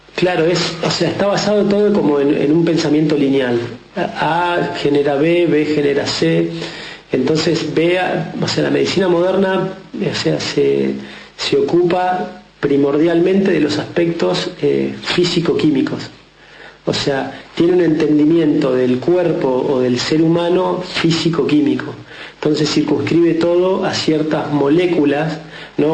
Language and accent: Spanish; Mar del Plata, Buenos Aires Province, Argentina; nací de criado en Mar del Plata.